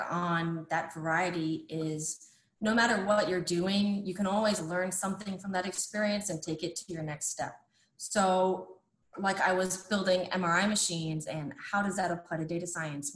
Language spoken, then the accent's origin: English; Ohio, United States; also born or lived in Florida; now in Indiana, United States; I'm originally from Ohio and then I moved to Florida and now I'm in Indiana